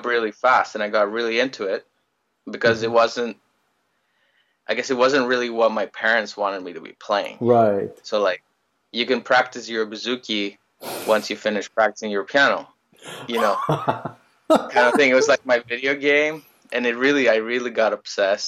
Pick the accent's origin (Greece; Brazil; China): Greece; moved away as an adult; also born or lived in Ottawa, Canada / Oxford, England; now in Toronto, Canada; I was born in Greece. I grew up in Greece my whole life, and well, not my whole life until I was 20.